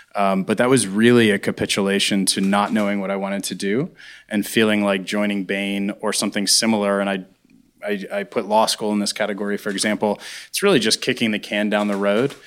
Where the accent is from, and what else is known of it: Pittsburgh, Pennsylvania, United States; born or raised there